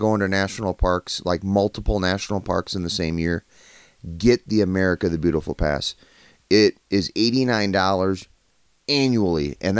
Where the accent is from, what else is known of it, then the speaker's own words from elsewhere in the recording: Wisconsin, United States; I grew up with cows in Wisconsin.